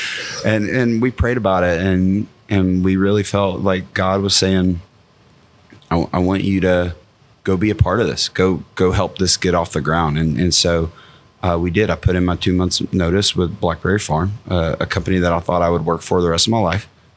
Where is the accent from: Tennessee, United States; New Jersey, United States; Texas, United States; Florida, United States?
Tennessee, United States; Maryville; moved away as an adult; now in Frankfort, United States; I grew up about 45 minutes from the Smoky Mountains, about 25 minutes from Knoxville, a town called Maryville